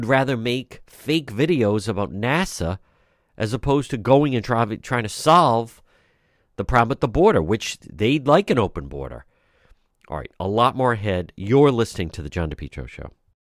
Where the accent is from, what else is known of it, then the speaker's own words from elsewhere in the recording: Providence, Rhode Island, United States; I grew up in Edgewood, right not far from there